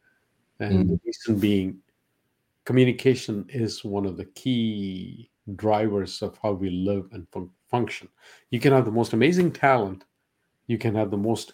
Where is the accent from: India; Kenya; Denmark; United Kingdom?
India; first language Malayalam; English is a second language; moved away as an adult; now in United States; growing up in India, the emphasis was not on sports